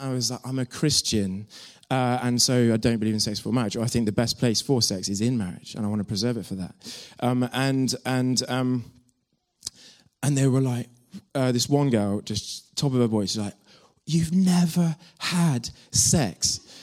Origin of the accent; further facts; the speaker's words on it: Devon, South West England, United Kingdom; moved away as an adult; I'm from Devon